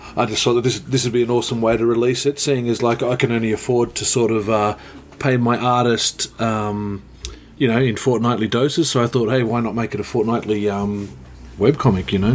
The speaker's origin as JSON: {"language": "English", "town": "Queanbeyan", "region": "New South Wales", "country": "Australia", "tie": "born or raised there", "said": "my hometown here"}